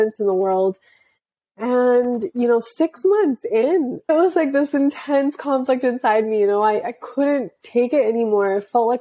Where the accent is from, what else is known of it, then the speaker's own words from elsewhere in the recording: Canada; my parents are from India, I'm sure you can tell. And I was born in Canada. And so I always grew up with these two conflicting sets of values